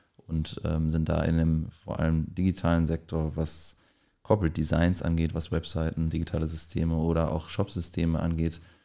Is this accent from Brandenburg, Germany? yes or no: no; Lippinghausen, North Rhine-Westphalia, Germany; ich komme auch aus der äh, Nähe hier im kleinen Dorf Lippinghausen